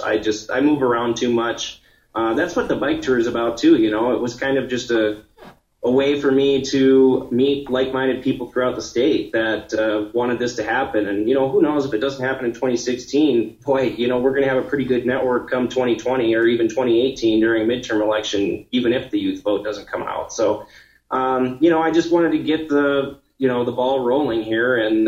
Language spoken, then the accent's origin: English; Montana, United States; my home state